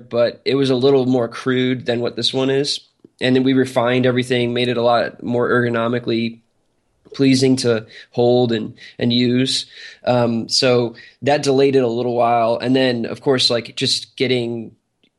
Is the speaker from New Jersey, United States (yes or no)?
yes; New Jersey, United States; now in Atlanta, United States; I'm from New Jersey too. So, and so is Armand. I just happen to live in Atlanta now